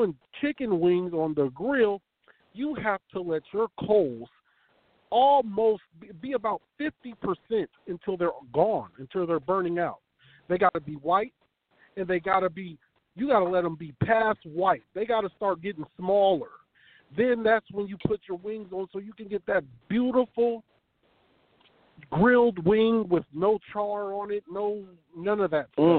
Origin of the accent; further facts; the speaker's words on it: West Coast, United States; us fellas over here on the West Coast